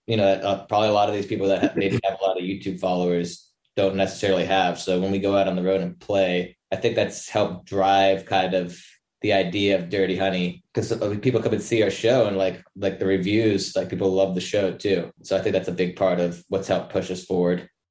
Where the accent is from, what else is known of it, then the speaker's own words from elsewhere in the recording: Los Angeles, California, United States; I'm from Los Angeles, California and lived here all my life